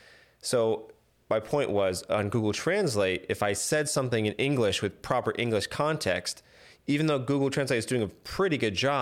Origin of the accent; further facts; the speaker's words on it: Miami, Florida, United States; I grew up in Miami